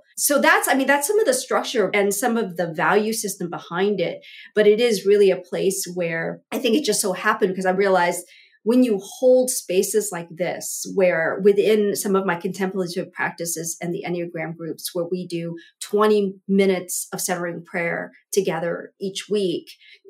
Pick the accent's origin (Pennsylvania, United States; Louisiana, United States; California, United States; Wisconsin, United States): California, United States; Southern; also born or lived in Vietnam; I was born in Vietnam, fled here with my family as a toddler, as an infant, essentially, and grew up as basically, we were like the only Asian family in a very white Southern California town